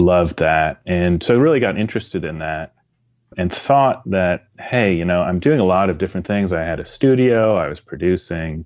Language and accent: English; Ann Arbor, Michigan, United States; I grew up in Ann Arbor, Michigan